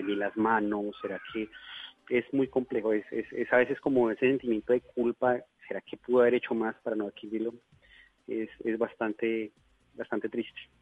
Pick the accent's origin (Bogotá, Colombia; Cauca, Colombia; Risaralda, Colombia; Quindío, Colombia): Bogotá, Colombia; moved away as an adult; now in Leticia, Colombia; yo soy bogotano, pero hace próximamente unos nueve años me radiqué